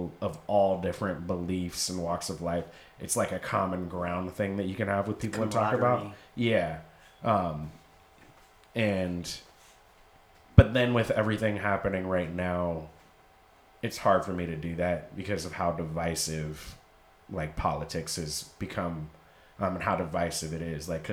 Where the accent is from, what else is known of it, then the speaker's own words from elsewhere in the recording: Seattle, Washington, United States; now in New York, United States; I'm from Seattle